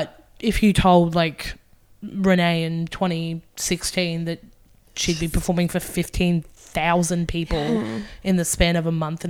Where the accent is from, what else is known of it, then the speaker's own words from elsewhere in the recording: Gold Coast, Queensland, Australia; moved away as an adult; now in Brisbane, Australia; I'm from the Gold Coast initially as well.